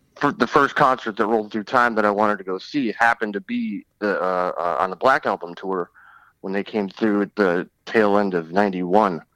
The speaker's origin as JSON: {"language": "English", "town": "Detroit", "region": "Michigan", "country": "United States", "moved": "yes", "said": "I'm originally from Detroit"}